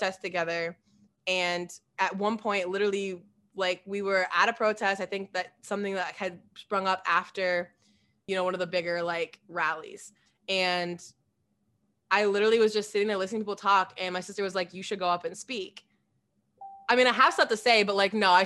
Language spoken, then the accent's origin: English; Des Moines, Iowa, United States; I grew up on the northwest side of Des Moines, like in the Merle Hay neighborhood